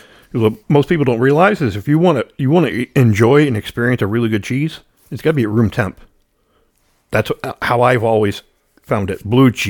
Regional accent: Ireland; Well, I'm Irish, so there's not much to talk about.

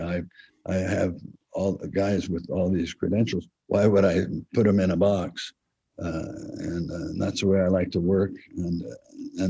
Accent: El Cerrito, California, United States; we're from El Cerrito. We're El Cerrito boys.

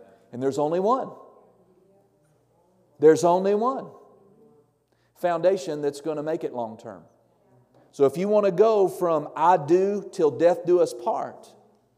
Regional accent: Norman, Oklahoma, United States; moved away; I grew up in Norman, Oklahoma, which is about 20 miles south of Oklahoma City

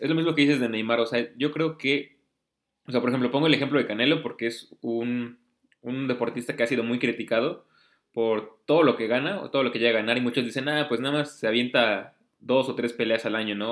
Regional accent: Mexico

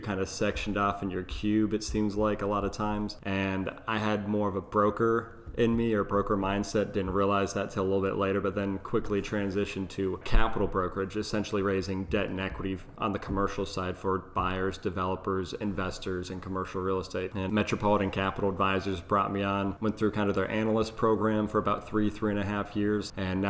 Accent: San Antonio, Texas, United States; also born or lived in Franklin, Texas / Dallas, Texas; Born and raised in Texas, born in San Antonio, moved to Franklin, Texas, small town of about 1,500 when I was 11. Lived there as I went to A&M for undergrad and grad school.

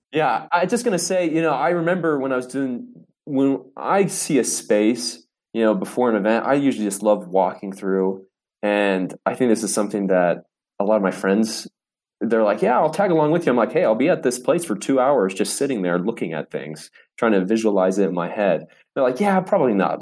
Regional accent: Coachella Valley, Southern California, United States; now in Salt Lake City, United States; I originally, uh, was born and raised in California, Southern California. Uh, lived most of my life in the Coachella Valley, where Palm Springs is

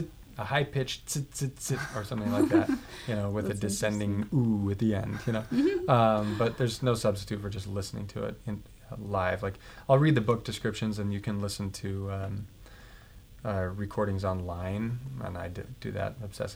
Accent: Boston, Massachusetts, United States; I came from Boston, and Boston is an extremely musical city

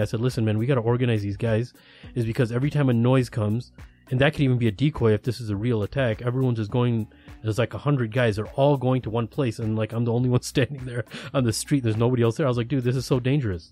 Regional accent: United States; I'm from America

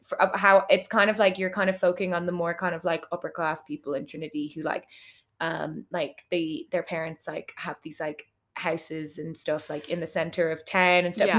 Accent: Dublin, Leinster, Ireland; I'm from Kimmage

